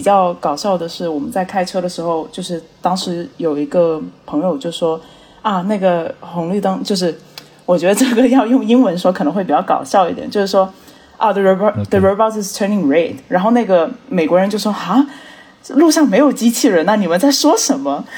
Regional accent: Johannesburg, Gauteng, South Africa; also born or lived in Pretoria / Cape Town; 我是出生在Pretoria的华裔，然后因为家人做生意的关系，我们后面是搬到了约堡，所以在约堡我是度过了我的一个幼儿园和高中时期

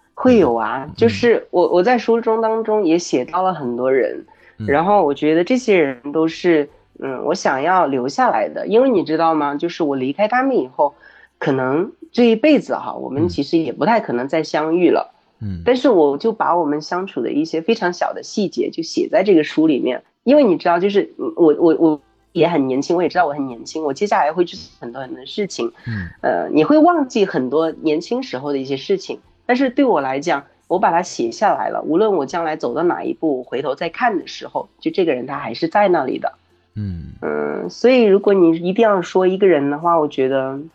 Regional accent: Hunan, China; moved away as an adult; 我的故乡就是在湖南这个一个很普通的一个乡下，是丘陵地区

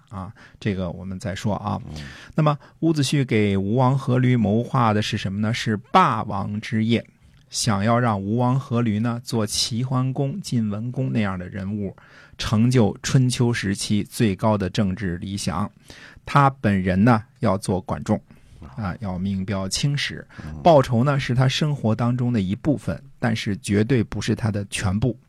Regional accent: China; 我们中国人

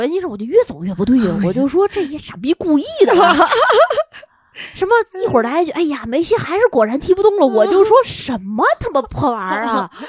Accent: Tianjin, China; 这么说啊，作为一个天津人

